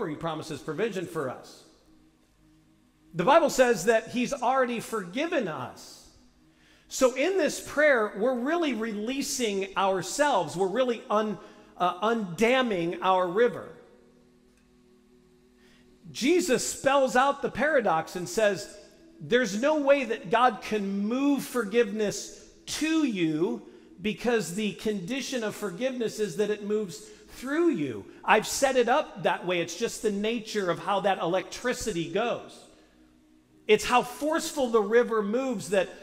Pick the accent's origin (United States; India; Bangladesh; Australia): United States; St. Louis, Missouri; And I was raised in St. Louis.